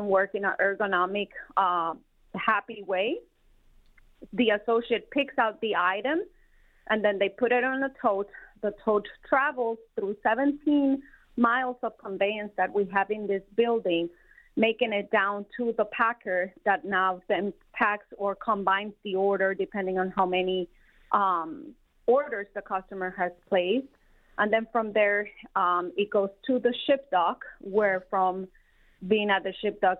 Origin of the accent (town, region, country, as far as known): Colombia; born or raised there; moved away as an adult; also born or lived in South Carolina; now in Detroit, United States